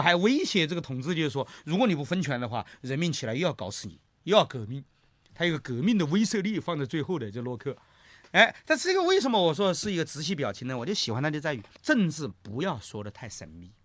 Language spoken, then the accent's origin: Chinese; China; 我们中国人